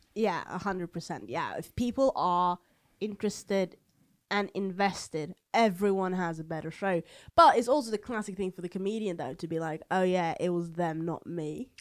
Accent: Oslo, Norway; accent: Eastern Norwegian dialect; I'm from Oslo, so I have this Eastern dialect

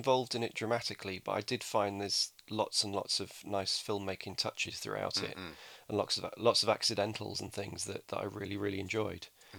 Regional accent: England, United Kingdom; because I'm English.

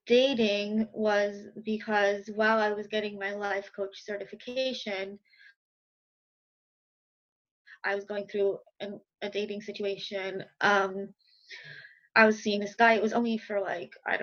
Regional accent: Westchester, New York, United States; accent: New York; now in Brooklyn, United States; I'm from New York, if you can't hear in my accent. I live in Brooklyn. I'm from Westchester, so I've been pretty much in the tri-state area my whole life.

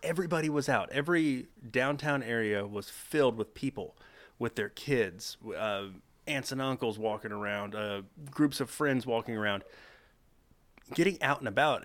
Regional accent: Texas, United States; It's home

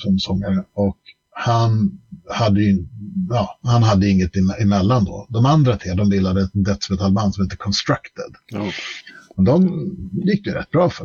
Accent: Stockholm, Stockholm County, Sweden; vi flyttade till Skarpnäck, eh, förort i Stockholm. 1984 eh, har jag för mig. Jag var fem år gammal

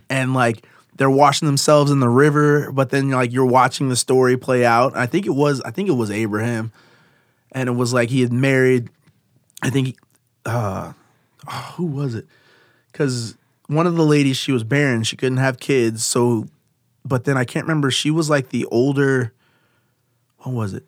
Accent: Davenport, Iowa, United States; I grew up in Davenport

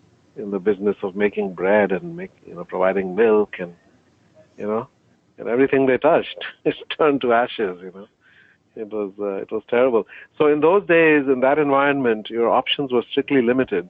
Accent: India; also born or lived in Barbados / Canada; I grew up from the age of 12 until high school and college and grad school in India.

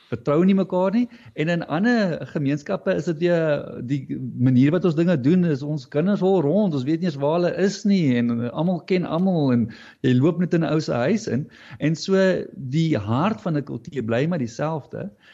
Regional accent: Fish Hoek, Western Cape, South Africa; hier in die Suidskiereiland van die Kaap uh Vishoek Noordhoek omgewing het, het eh, het ek groot geword

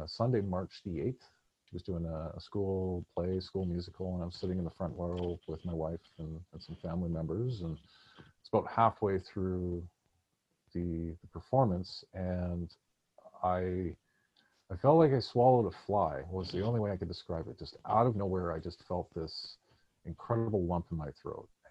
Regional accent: Vancouver, British Columbia, Canada; also born or lived in San Francisco / Victoria; I grew up in East Vancouver, British Columbia, which is a mini little neighborhood of famous Vancouver, and grew up in the 80s and 90s.

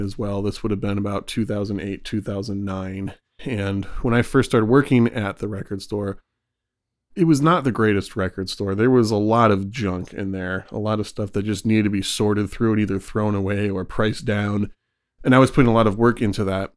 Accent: Michigan, United States; Growing up in Michigan

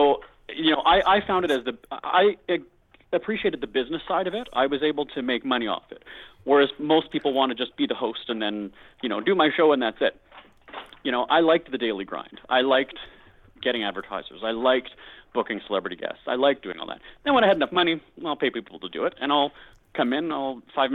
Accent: Winnipeg, Manitoba, Canada; my hometown, Winnipeg, is known as being a cheap city

